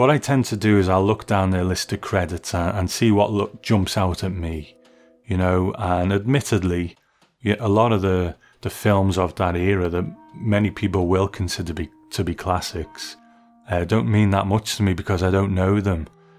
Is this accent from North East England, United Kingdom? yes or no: yes; Sunderland, North East England, United Kingdom; born there; I was born in Sunderland in the northeast of England